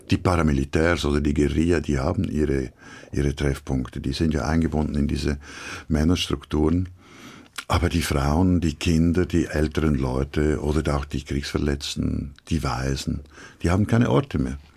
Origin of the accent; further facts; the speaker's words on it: Switzerland; Ich bin Schweizer und ich mag die Schweiz